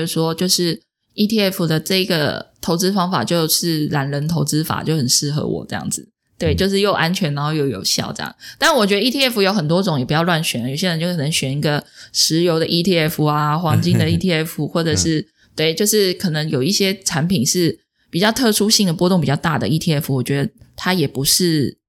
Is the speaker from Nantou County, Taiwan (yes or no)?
no; Taipei, Taiwan; 我是台北万华人啊。